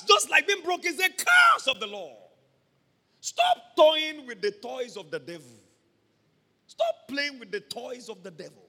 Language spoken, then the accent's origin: English; Ibadan, Oyo, Nigeria; I'm from Mokola